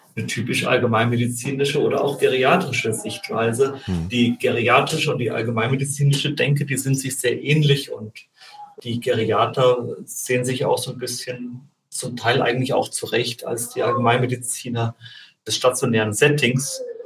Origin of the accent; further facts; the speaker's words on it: Germany; bei uns in Deutschland